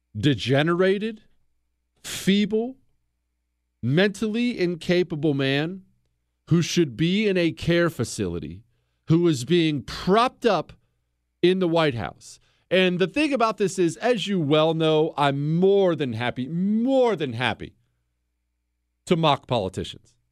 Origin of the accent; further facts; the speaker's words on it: United States; as an American